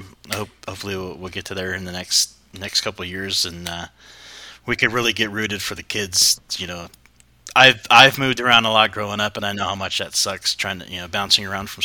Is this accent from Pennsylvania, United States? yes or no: no; Riverside, California, United States; moved away as an adult; also born or lived in San Diego, California / Pulaski, Virginia; I'm from the Midland Empire, so it's more like Riverside, in that kind of area. I lived in San Diego for a while before I moved out, but I've been back and forth between California all the way to the Panhandle of Virginia, Pulaski.